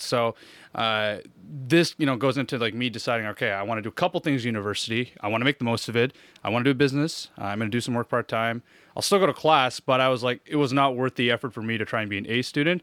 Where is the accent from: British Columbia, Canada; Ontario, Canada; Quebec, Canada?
Ontario, Canada; Hawkesbury; moved away; also born or lived in Montreal / Orleans; I was born in Montreal, but I grew up most of my life in Hawkesbury